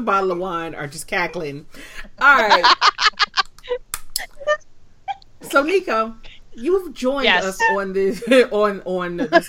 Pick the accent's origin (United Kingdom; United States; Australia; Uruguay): United States; Michigan; I'm from Michigan. 50 is warm.